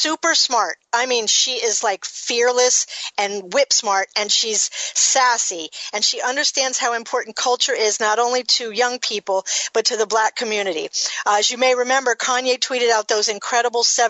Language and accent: English; Miami, Florida, United States; moved away; I'm from Miami